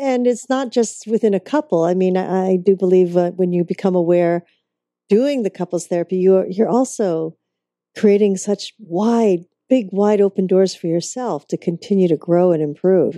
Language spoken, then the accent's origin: English; Vancouver, British Columbia, Canada; that's my hometown